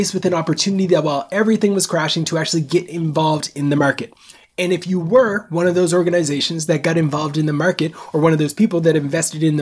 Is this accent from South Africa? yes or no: no; Nova Scotia, Canada; I'm born and raised in Canada on the East Coast, a small place called Nova Scotia